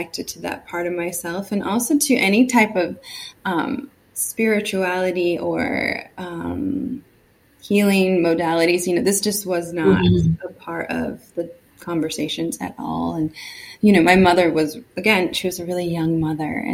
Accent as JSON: {"language": "English", "region": "California", "country": "United States", "tie": "born or raised there", "said": "I grew up in California"}